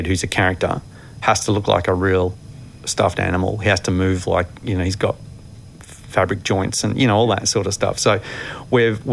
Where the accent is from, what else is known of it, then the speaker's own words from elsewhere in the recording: Mulgrave, Victoria, Australia; growing up in Mulgrave